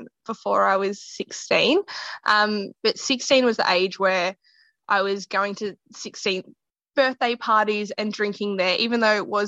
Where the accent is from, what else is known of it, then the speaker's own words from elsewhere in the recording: Geelong, Victoria, Australia; my hometown in Geelong